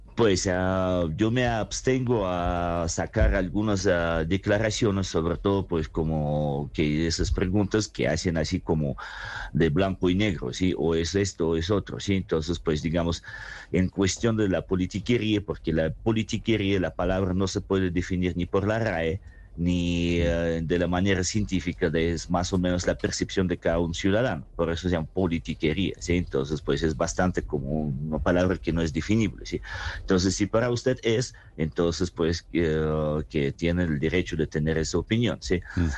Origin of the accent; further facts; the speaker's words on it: Saratov, Saratov Oblast, Russia; Spanish is a second language; moved away as an adult; also born or lived in Berlin, Germany; now in Tunja, Colombia; yo nací en Rusia y viví allá mi juventud, pero la vida adulta me la pasé en Alemania